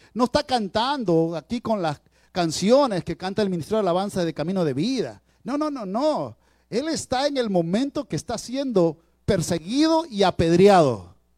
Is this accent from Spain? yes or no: no; Peru; ustedes saben que soy peruano